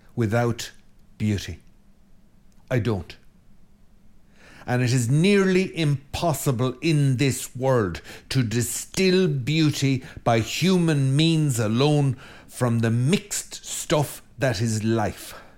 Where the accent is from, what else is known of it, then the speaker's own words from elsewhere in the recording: Ireland; I'm Irish